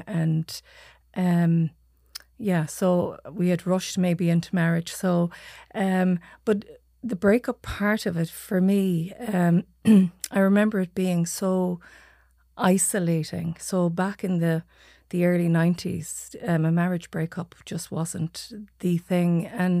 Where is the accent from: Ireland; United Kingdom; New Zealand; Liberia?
Ireland; Achill Island, Mayo, Connacht; I'm from Achill Island.